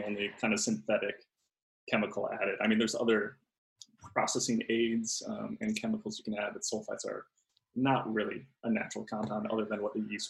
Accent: Chicago, Illinois, United States; I'm from Chicago, Illinois.

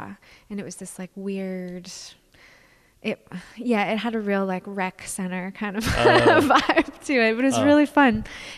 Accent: Canada; as a Canadian

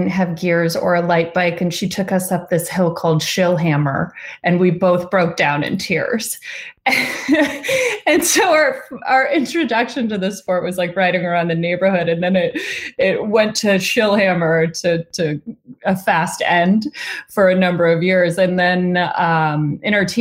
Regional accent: northern Vermont, United States; We grew up in Vermont, in northern Vermont

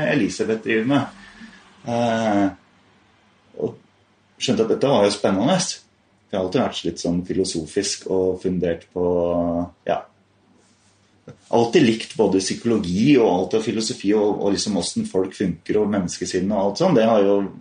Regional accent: Rødberg, Buskerud, Norway; also born or lived in Haugsbygd / Hønefoss; jeg kom fra Rødberg

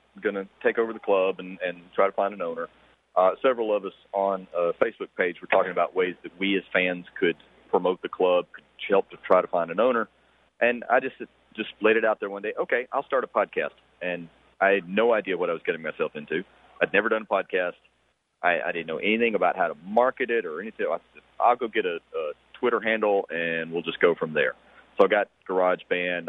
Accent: Columbus, Georgia, United States; now in Atlanta, United States; I was born and raised in Columbus, Georgia.

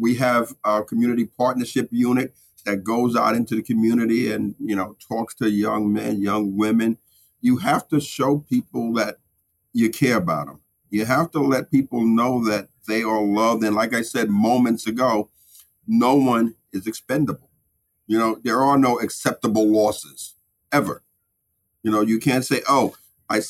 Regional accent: New York City, New York, United States; I grew up in the Sumner Projects or I grew up in Bed-Stuy

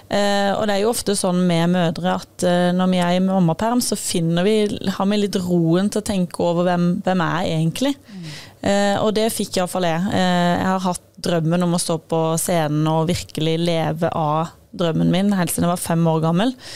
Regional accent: Sørlandet, Southern Norway, Norway; Jeg er jo fra Sørlandet

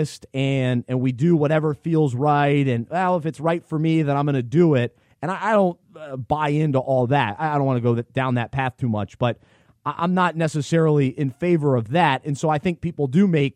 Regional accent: Charlotte, North Carolina, United States; the city that I grew up in Charlotte

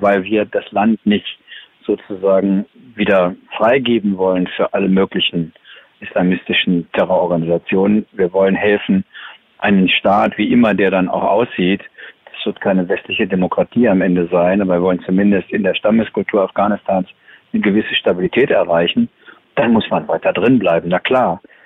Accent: Germany; als Deutsche

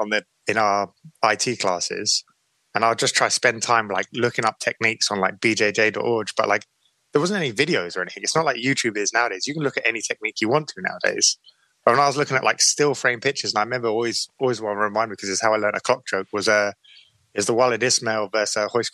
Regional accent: Brighton, South East England, United Kingdom; I always grew up down Brighton Hoveway. So I was always a kind of southern boy

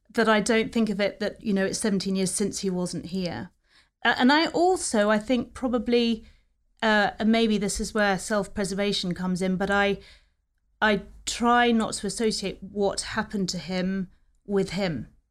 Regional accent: New Forest, South East England, United Kingdom; also born or lived in London; we were all brought up together in the New Forest. had a very happy childhood down there.

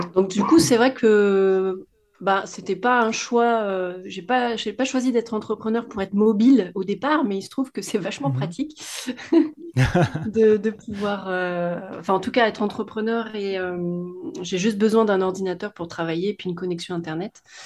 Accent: Nord-Isère, near Lyon, Auvergne-Rhône-Alpes, France; moved away as an adult; now in Réunion, France; j'ai grandi en France métropolitaine, à une heure de Lyon à peu près, dans la campagne du Nord-Isère.

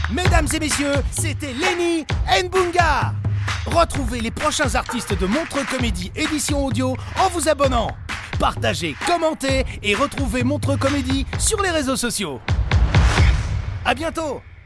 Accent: DR Congo; Je suis originaire d'un pays qui s'appelle la République démocratique du Congo.

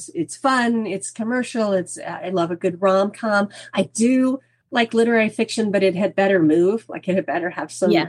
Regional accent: Kansas, United States; moved away as an adult; I grew up in Kansas.

